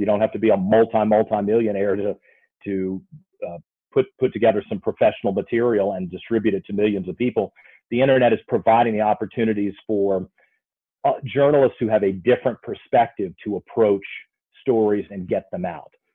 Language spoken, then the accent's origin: English; Virginia, United States; also born or lived in Waco, Texas; I grew up here in Virginia